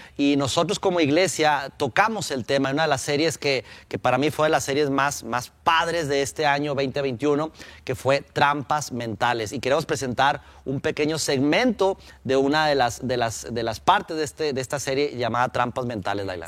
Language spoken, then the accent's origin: Spanish; Durango, Mexico; now in Mexico City, Mexico; la pasé en mi tierra natal, Durango, con mi familia, mis padres